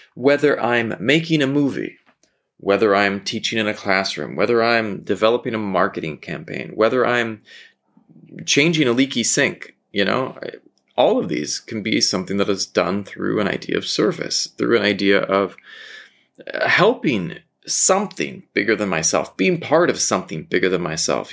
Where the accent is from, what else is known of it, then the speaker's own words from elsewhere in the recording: Southern California, United States; I grew up in Southern California